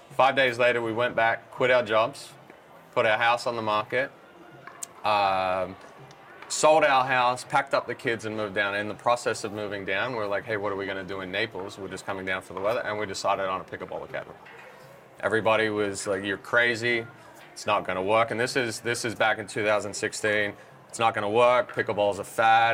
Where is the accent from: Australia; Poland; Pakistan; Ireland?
Australia; moved away as an adult; now in California, United States; I grew up in Australia